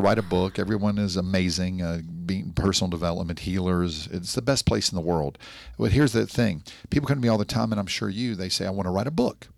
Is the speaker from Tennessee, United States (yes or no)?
yes; Nashville, Tennessee, United States; now in Miami Beach, United States; I'm from Nashville, Tennessee, a nice Jewish boy from Tennessee